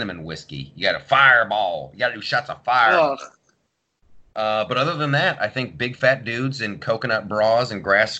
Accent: Columbus, Ohio, United States; I grew up in Columbus, Ohio

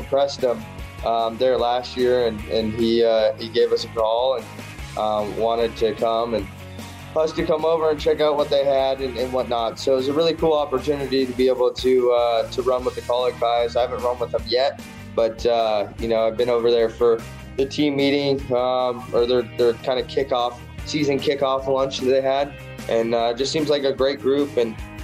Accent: Las Vegas, Nevada, United States; born or raised there

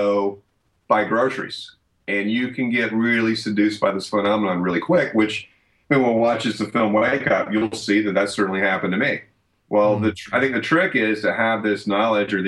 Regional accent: Deep South, United States; growing up in the Deep South

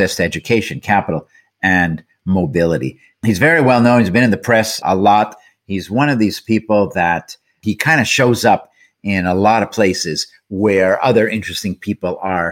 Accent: Montreal, Quebec, Canada; that, of course, is Montreal, where we're both from

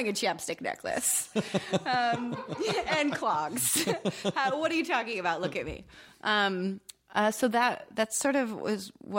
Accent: Benton, Pennsylvania, United States; I was raised in Pennsylvania.

